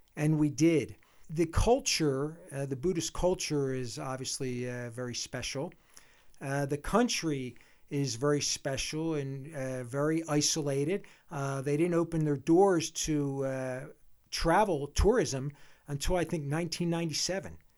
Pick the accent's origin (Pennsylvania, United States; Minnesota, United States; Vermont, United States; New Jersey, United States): Pennsylvania, United States; Philadelphia; moved away as an adult; also born or lived in Michigan; now in Jackson Hole, United States; We're both from Philadelphia area originally